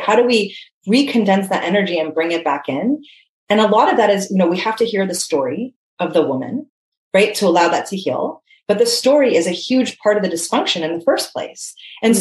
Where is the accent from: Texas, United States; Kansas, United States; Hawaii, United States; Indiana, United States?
Hawaii, United States; I was born and raised in Hawaii, grew up super active, surfing, playing